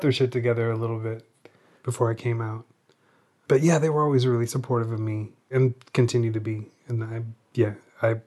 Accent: Tacoma, Washington, United States; also born or lived in Seattle, Washington; I grew up in Tacoma, Washington. We moved to Seattle when I was 18.

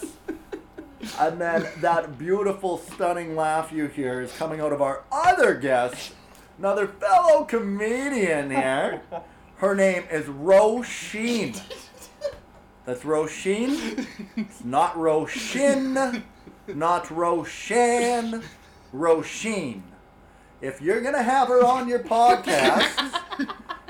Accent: Canada; we're both Canadian

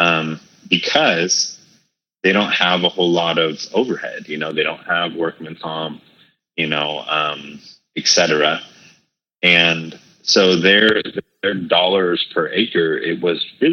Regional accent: Hawaii, United States; also born or lived in California; Growing up Hawaii, as well as California, and growing up in Hawaii, it's by and large an Asian culture

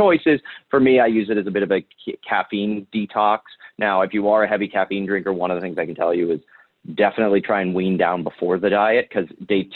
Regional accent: Ohio, United States; I'm from Ohio. I'm Irish

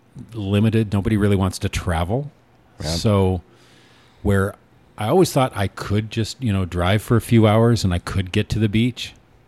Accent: Newport, Oregon, United States; moved away; growing up in Newport

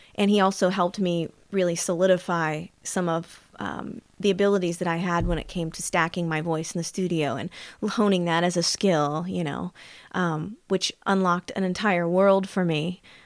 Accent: Anderson, Indiana, United States; also born or lived in Los Angeles; I was born in Indiana, Anderson, Indiana, which is if no one knows where it is, in the central regions of Indiana, about thirty miles north of Indianapolis.

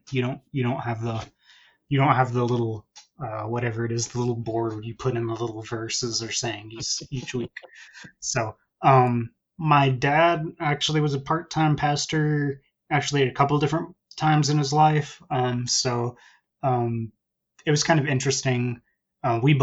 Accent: Central Texas, United States; I'm in Texas, so in the Central Texas area. So born and raised in that area

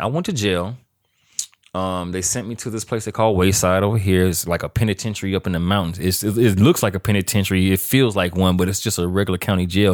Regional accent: Louisiana, United States; moved away as an adult; also born or lived in Grambling, Louisiana / Arcadia, Louisiana; now in Los Angeles, United States; I'm from Louisiana

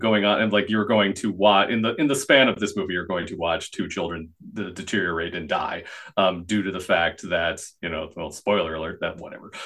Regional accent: United States

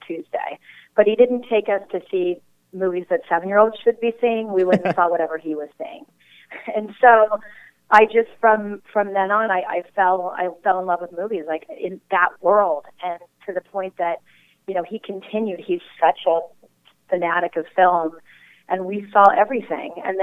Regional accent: Valencia, California, United States; also born or lived in Hollywood; I grew up not too far from L.A. I grew up in Valencia, 20 minutes away

